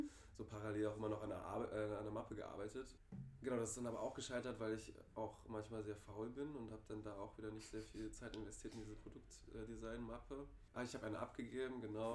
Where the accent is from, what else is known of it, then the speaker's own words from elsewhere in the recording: Stendal, Saxony-Anhalt, Germany; moved away as an adult; now in Berlin, Germany; Ich komme auch aus der Gegend, aus der Luisa kommt. Äh, meine Stadt heißt Stendal